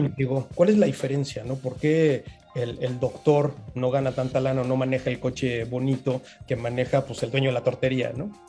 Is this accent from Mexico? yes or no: yes; Mexico; now in Playa del Carmen, Mexico; Soy, soy el mexicano número veintinueve en escalar el Everest